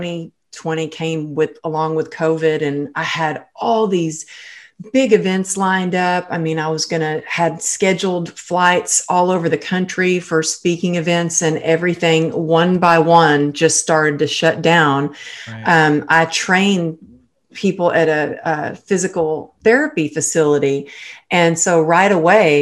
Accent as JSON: {"language": "English", "region": "Texas", "country": "United States", "moved": "yes", "lives_now": "Los Angeles, United States", "said": "I'm originally from Texas, I'm"}